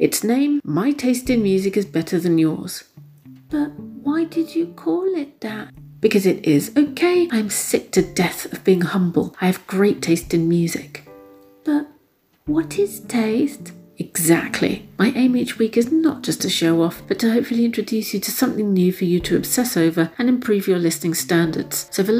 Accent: England, United Kingdom; I'm an English lady of a slightly darker hue

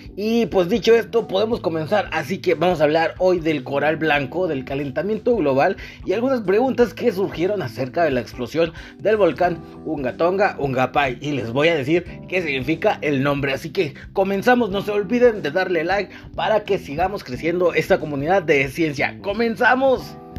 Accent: Mexico; somos los mexicanos

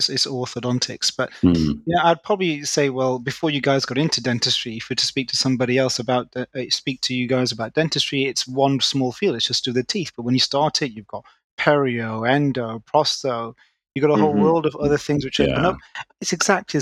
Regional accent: Manchester, North West England, United Kingdom; moved away as an adult; now in London, United Kingdom; I'm originally from Manchester, born and bred

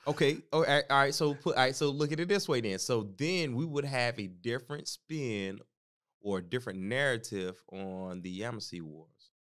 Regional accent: the South, United States; growing up in the South

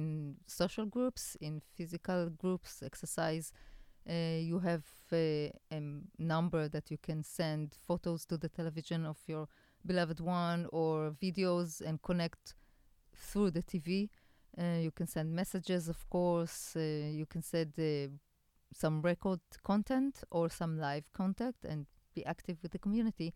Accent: Haifa, Haifa District, Israel; Haifa, my hometown

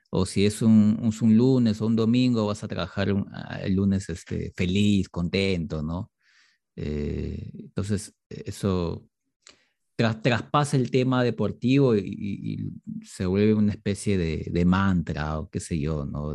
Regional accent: Peru; acá como peruanos

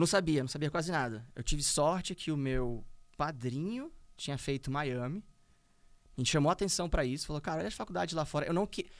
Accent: Brazil; nós éramos sete brasileiros

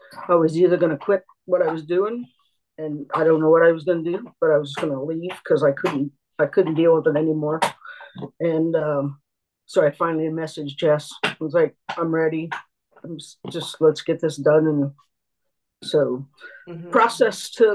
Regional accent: Ohio, United States; I'm from Ohio

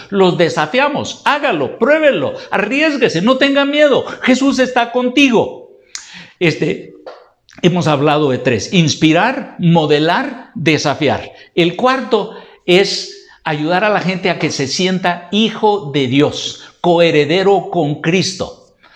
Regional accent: Guatemala; En Guatemala tenemos un dicho

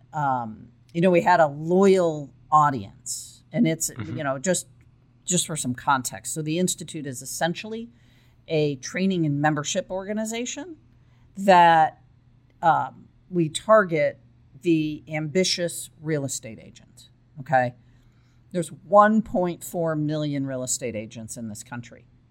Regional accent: Chicago, Illinois, United States; moved away as an adult; also born or lived in Texas; I grew up in uh, the suburbs of Chicago. And er, in my early 20s, um, I left

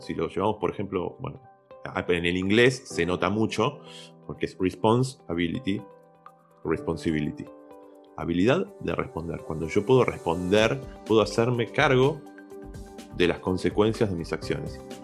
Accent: Argentina; nosotros que somos argentinos

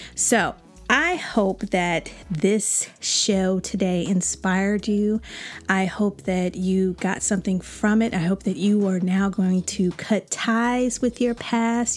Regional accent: Chicago, Illinois, United States; I'm from Chicago

